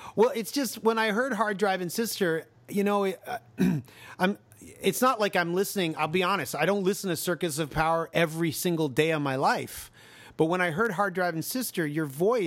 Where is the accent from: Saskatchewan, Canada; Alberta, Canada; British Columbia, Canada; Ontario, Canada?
Ontario, Canada; Toronto; I grew up at uh, Finch and uh, Don Mills and Finch.